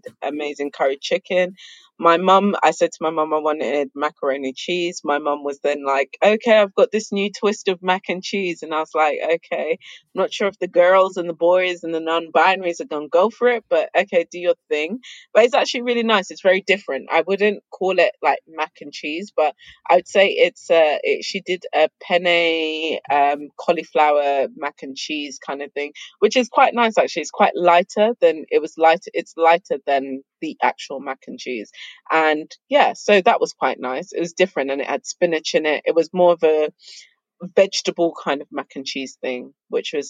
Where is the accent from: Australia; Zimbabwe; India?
Zimbabwe; I'm from Zimbabwe